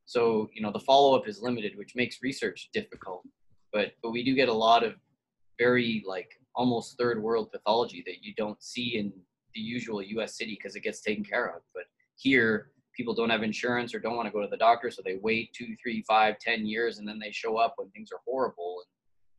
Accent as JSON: {"language": "English", "country": "Canada", "lives_now": "Texas, United States", "said": "The Canadians think I talk like a Texan, and the Texans still can tell that I'm Canadian, but not all the time. I'm blending in."}